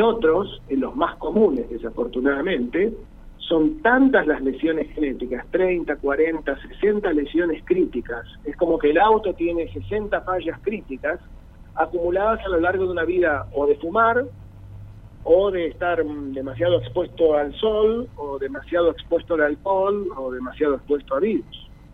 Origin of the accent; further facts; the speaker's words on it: Buenos Aires, Argentina; soy un porteño